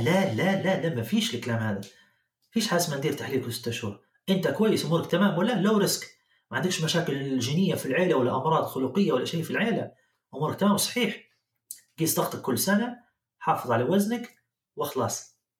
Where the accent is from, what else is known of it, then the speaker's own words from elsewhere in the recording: Libya; moved away as an adult; also born or lived in Germany; now in Canada; طلعت من ليبيا في نهاية الألفين وعشرة